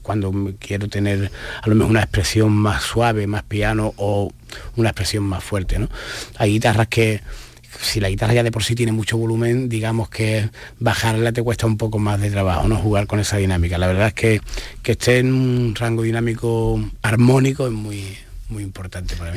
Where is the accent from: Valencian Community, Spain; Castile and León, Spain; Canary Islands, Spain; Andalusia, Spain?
Andalusia, Spain; Estepona; allí de Estepona, de mi pueblo